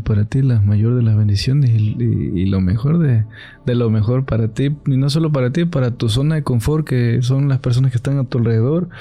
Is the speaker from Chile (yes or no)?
no; Catemaco, Veracruz, Mexico; Yo soy de Catemaco.